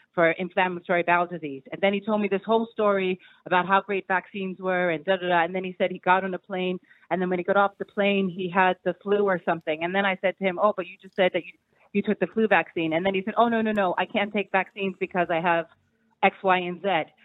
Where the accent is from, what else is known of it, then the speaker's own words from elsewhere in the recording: New York, United States; I'm from New York, yeah.